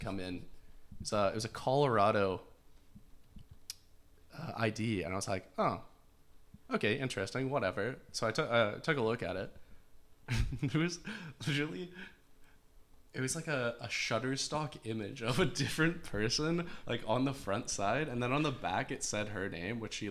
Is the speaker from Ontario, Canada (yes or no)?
no; North Vancouver, British Columbia, Canada; I'm also from North Van. Yes. North Van is, well, born and raised there.